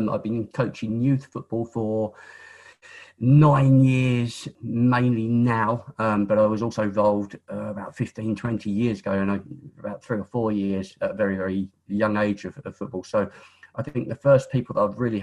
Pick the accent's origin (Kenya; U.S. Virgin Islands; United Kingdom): United Kingdom; Isle of Sheppey, South East England; I was born on the Isle of Sheppey, born and bred on the Isle of Sheppey